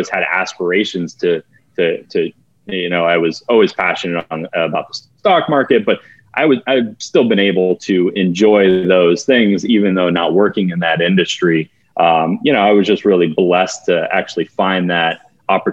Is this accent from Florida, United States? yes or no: yes; Fort Lauderdale, Florida, United States; I live in Fort Lauderdale, Florida. I was born and raised in Fort Lauderdale, one of the few